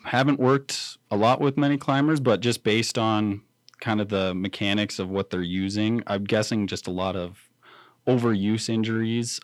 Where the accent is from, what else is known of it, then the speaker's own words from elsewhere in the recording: Riverton, Wyoming, United States; grew up, born and raised in Riverton, graduated Riverton High School